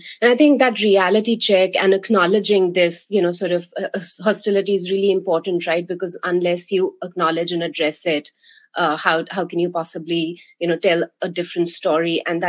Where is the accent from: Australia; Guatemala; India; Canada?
India; moved away as an adult; now in Maine, United States; I grew up in India and I was there for the first 25 years of my life